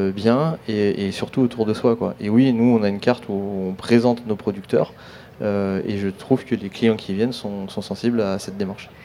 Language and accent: French; Grenoble, Auvergne-Rhône-Alpes, France; moved away as an adult; now in La Ciotat, France; je suis grenoblois, mais ça fait 12 ans que j'habite La Ciotat et que je travaille à Marseille